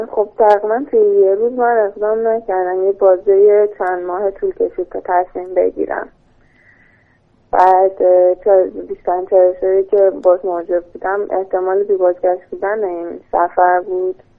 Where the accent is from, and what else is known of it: Tehran, Tehran Province, Iran